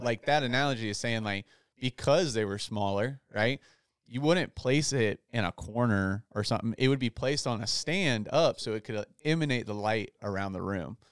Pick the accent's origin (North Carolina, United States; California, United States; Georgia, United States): North Carolina, United States; Outer Banks; moved away; my hometown in the Outer Banks